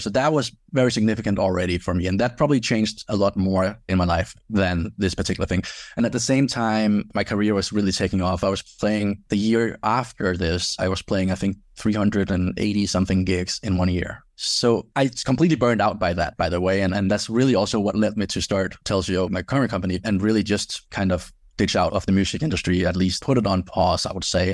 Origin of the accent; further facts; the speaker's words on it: Denmark; moved away as an adult; I grew up in Denmark